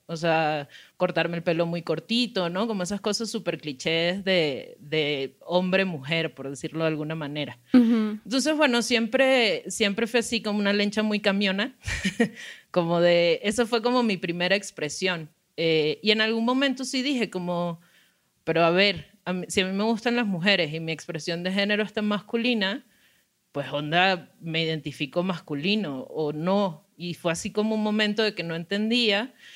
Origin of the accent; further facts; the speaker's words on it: Venezuela; moved away; soy migrante, soy venezolana